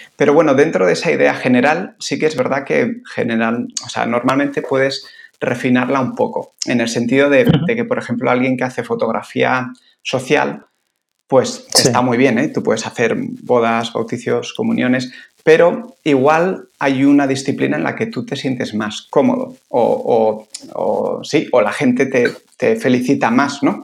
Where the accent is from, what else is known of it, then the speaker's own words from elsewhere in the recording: San Sebastián, Basque Country, Spain; moved away as an adult; also born or lived in Bilbao / Italy; now in Barcelona, Spain; yo soy de Donosti, pero bueno, muy bastante rápido me fui a, Bilbo a hacer la carrera de biología y luego me tiré 11 años en Barcelona